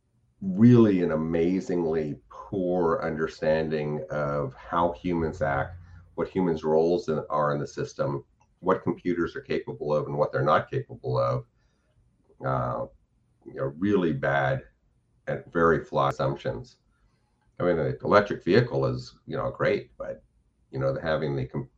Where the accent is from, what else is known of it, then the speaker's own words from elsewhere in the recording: California, United States; moved away; also born or lived in Florida; growing up in California